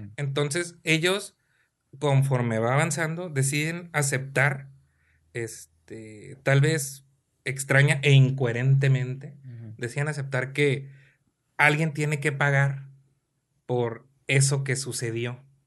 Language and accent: Spanish; Mexico; porque soy mexicano